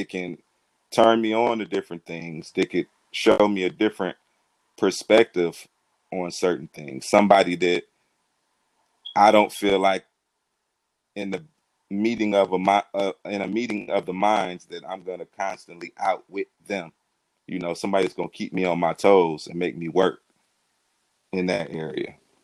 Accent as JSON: {"language": "English", "town": "Cleveland", "region": "Ohio", "country": "United States", "tie": "born or raised there", "said": "I am from Cleveland, Ohio. Born and raised on the east side of Cleveland, Ohio"}